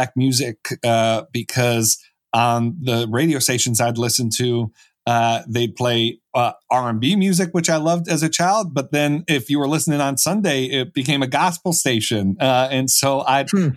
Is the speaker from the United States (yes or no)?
yes; Buffalo, New York, United States; I was from Buffalo, New York, so the Rust Belt, and I was raised in a Catholic family, but religion wasn't too important to me growing up